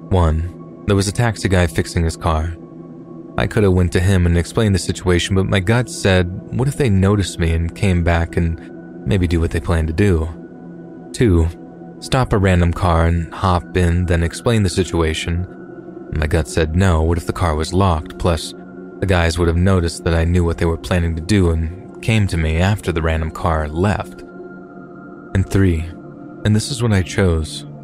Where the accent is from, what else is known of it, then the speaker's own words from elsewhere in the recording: North Carolina, United States; also born or lived in New York City, United States; My family is Eastern European. I was born in New York City and then spent half of my childhood in North Carolina.